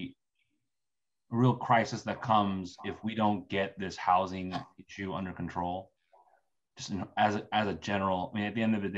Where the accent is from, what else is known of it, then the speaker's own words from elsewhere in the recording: California, United States; my home state of California